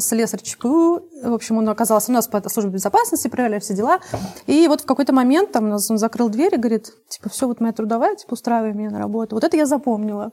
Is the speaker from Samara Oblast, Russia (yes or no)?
no; Saint Petersburg, Russia; я родилась в Ленинграде